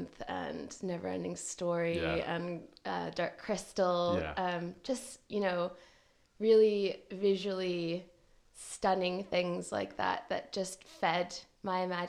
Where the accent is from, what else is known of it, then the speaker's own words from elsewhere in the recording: Hamilton, Ontario, Canada; moved away as an adult; also born or lived in Toronto, Canada; now in Aberdeen, United Kingdom; I'm from Hamilton, Ontario, which is about 40 minutes from Toronto.